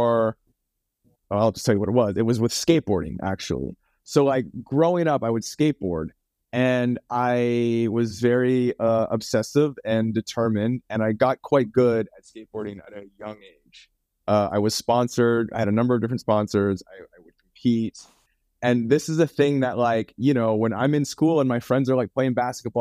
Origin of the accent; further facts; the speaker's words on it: Vancouver, British Columbia, Canada; moved away as an adult; now in Santa Monica, United States; I'm from Vancouver, Canada originally. And so for me to pursue film, I had to move